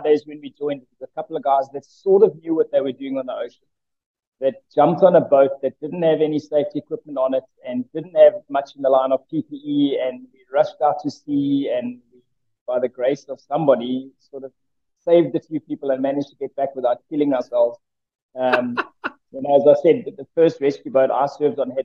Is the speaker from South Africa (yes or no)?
yes; Johannesburg, Gauteng, South Africa; moved away as an adult; also born or lived in Port Alfred / Knysna; I grew up in Johannesburg